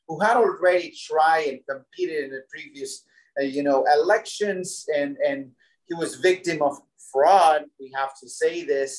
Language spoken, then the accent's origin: English; Puebla and Mexico City, Mexico; moved away as an adult; now in United States; So yes, I am Mexican, born and bred in Mexico in the state of Puebla and then Mexico City. And I've been in the U.S. for over almost 2 decades